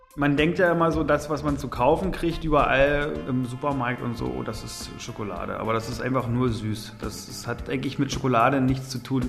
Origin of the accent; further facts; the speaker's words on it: Berlin, Germany; Würde mir als Berliner ja ganz gut gefallen